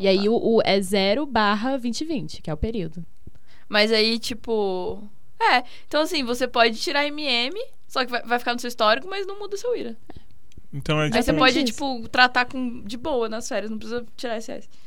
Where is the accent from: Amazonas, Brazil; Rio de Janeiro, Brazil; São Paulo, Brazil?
Rio de Janeiro, Brazil; E a minha mãe, a gente é do Rio, né?